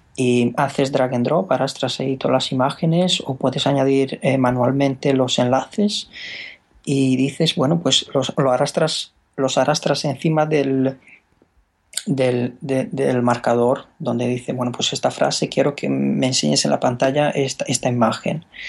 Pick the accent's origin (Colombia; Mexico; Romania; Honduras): Romania; Spanish is a second language; moved away as an adult; now in Spain; yo soy rumano.